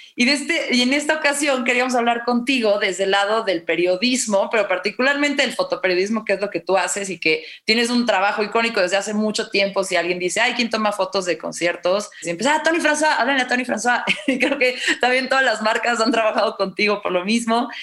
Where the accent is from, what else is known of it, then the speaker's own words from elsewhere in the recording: Mexico City, Mexico; soy chilanga de toda la vida, nunca he vivido en otro lado